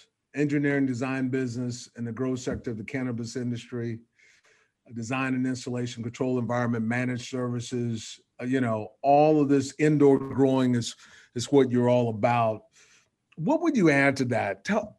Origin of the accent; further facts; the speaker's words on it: small town in Texas, United States; the country boy from a small town in Texas